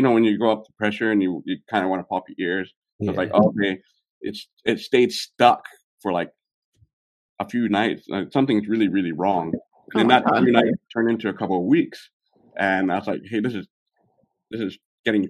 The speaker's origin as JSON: {"language": "English", "region": "California", "country": "United States", "tie": "born or raised there", "moved": "as an adult", "lives_now": "Hong Kong", "said": "I was born in Hong Kong. I'm in Hong Kong still right now. But I was raised in the U.S. in California"}